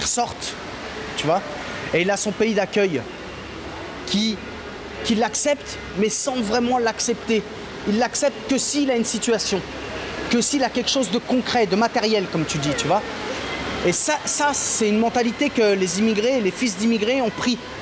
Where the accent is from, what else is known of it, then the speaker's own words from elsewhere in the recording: France; je suis né en France